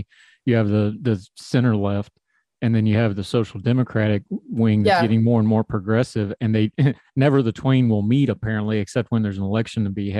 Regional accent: United States; now I'm an American

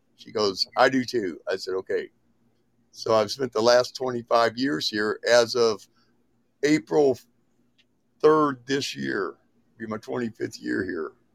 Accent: Indiana, United States; moved away as an adult; also born or lived in Fort Gordon, Georgia; now in Montana, United States; I was born in Georgia, born in Fort Gordon, Georgia home of the 82nd Airborne's original household. And I moved to Indiana, was raised in Indiana with, when I was a little kid

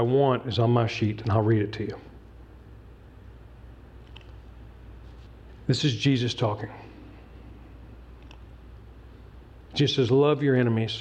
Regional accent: Newport News, Virginia, United States; I grew up in Newport News, Virginia

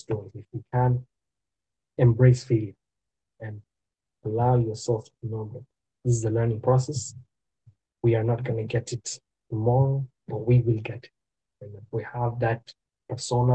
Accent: Uganda; now in Canada; I am from Uganda.

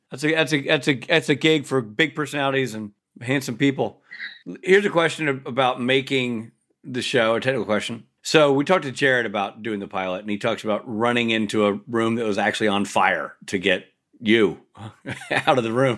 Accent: Nashville, Tennessee, United States; I'm from Nashville

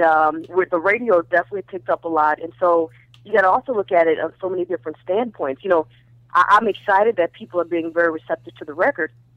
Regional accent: Minnesota, United States; moved away; also born or lived in Ohio / the Valley, California; originally from originally uh, from um, Ohio, but then we grew up in Minnesota

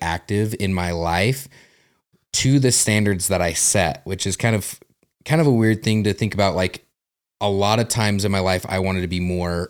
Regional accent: Utah, United States; also born or lived in New Mexico; Well, I was born in New Mexico, quickly moved to here to Utah.

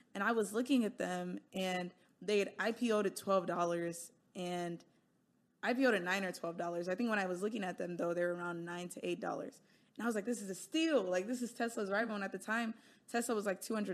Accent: United States; I am Nigerian, right? But I live and was born and grew up in America

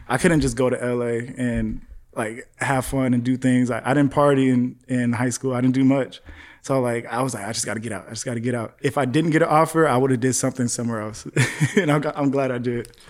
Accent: Palmdale, California, United States; now in North Hollywood, United States; growing up in Palmdale, bro, it was just, like, not much out there.

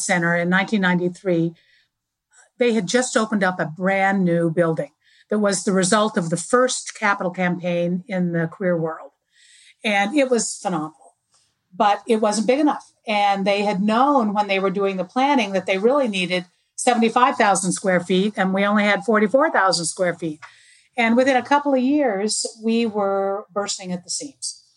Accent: Arizona, United States; moved away; I'm from Arizona originally

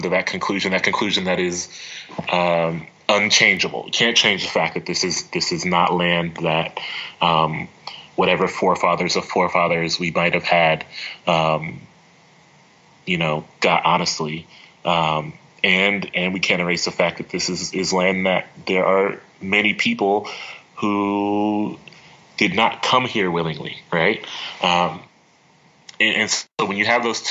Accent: Columbus, Ohio, United States; I loved growing up in Columbus. I loved the experiences I had growing up on the east side of Columbus

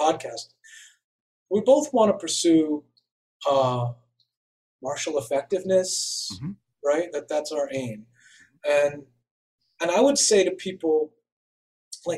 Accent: New York City, New York, United States; moved away; I grew up in New York City in the Bronx and in the 70s and 80s

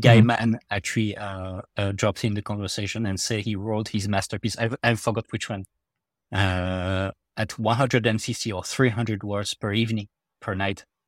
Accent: France; accent: French; my French accent

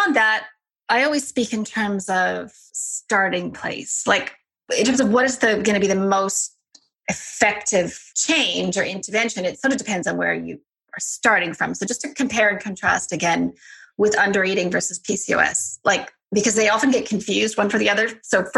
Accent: Alberta, Canada; South of Calgary.

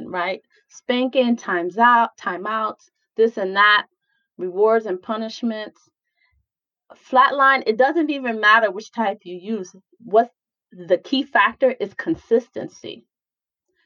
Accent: New York, United States; moved away; I'm originally from New York

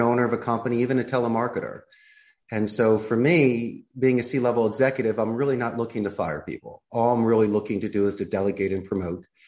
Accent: Philadelphia, Pennsylvania, United States; moved away as an adult; now in Costa Rica; I'm originally from Philadelphia, and at 27 years old, I threw my hat in the ring and took a risk and moved abroad and started my life here in Costa Rica

